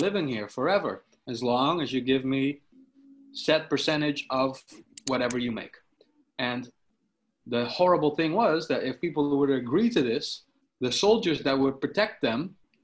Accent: Sneek, Friesland, Netherlands; my hometown of Snake

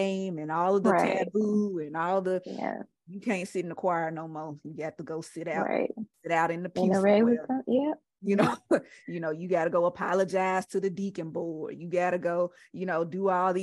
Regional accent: Mississippi, United States; growing up in Mississippi

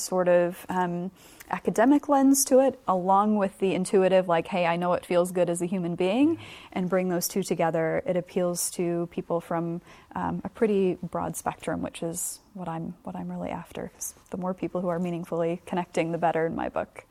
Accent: United States; moved away as an adult; now in New Zealand; am obviously from America, as you can tell from mm. the accent

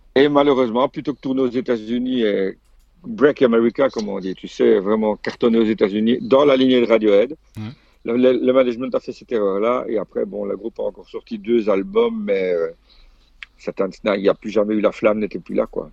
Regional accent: Belgium; moved away as an adult; chez nous en Belgique

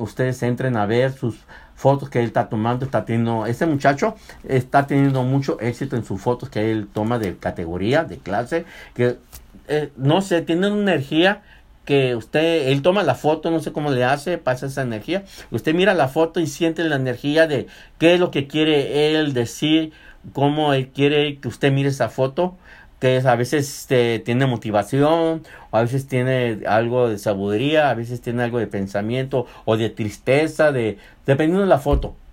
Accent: Mexico; now in United States; somos los mexicanos que venimos o latinos que venimos aquí

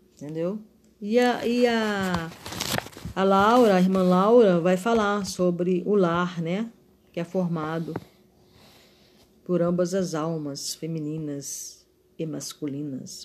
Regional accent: Rio de Janeiro, Brazil; sou carioca

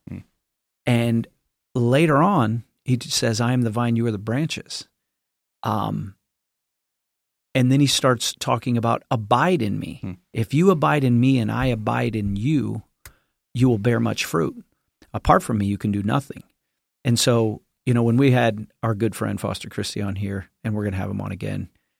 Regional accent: Buckley, United States; I'm the son of James P or James and Jeanette …. They're missionaries and pastors. I am from Buckley.

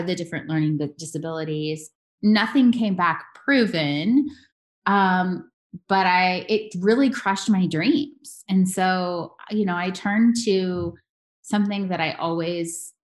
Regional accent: Louisville, Kentucky, United States; now in Las Vegas, United States; I'm actually born in Louisville, Kentucky. So yeah. I am a girl from the South, a Southern girl, South Midwest

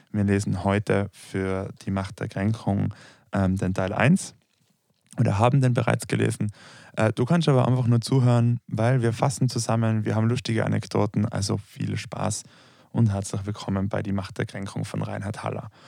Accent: Tyrol, Austria; accent: Tyrolean; Und wenn ich von wir spreche, dann merkt man schon einmal, ich spreche kein Deutsch.

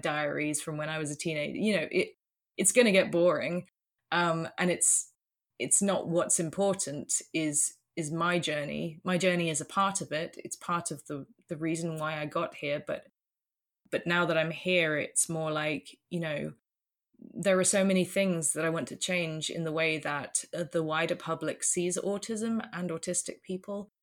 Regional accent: United Kingdom; moved away as an adult; also born or lived in London; now in Netherlands; I'm British, but, um, about, uh, gosh, seven years ago now, uh, we moved, moved over to the Netherlands

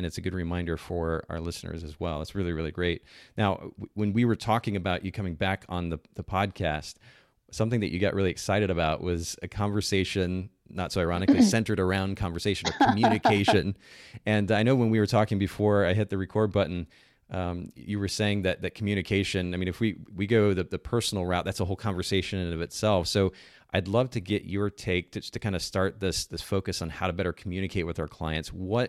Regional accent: Japan; She knows that I grew up in Japan.

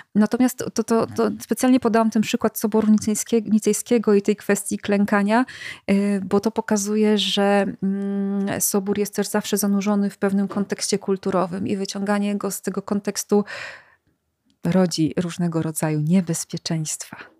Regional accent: Silesian Voivodeship, Poland; ja akurat jestem ze Śląska

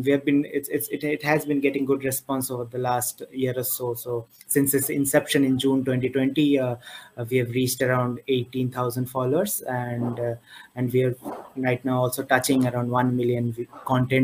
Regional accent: Kolkata, West Bengal, India; I was born and brought up in Kolkata.

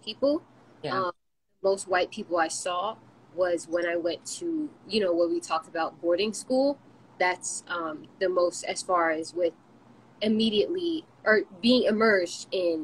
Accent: United States; we're from America, yes, or raised in America

